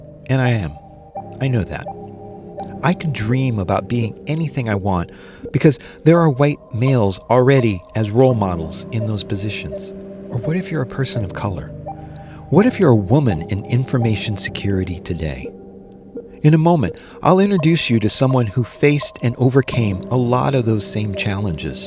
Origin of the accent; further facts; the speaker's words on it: Midwest, United States; moved away as an adult; also born or lived in San Francisco; When I was a kid growing up in the Midwest